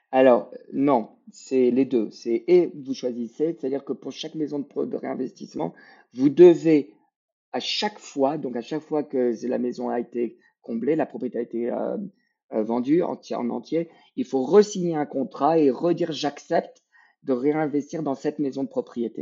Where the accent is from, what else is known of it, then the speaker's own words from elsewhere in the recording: Quebec, Canada; on est québécois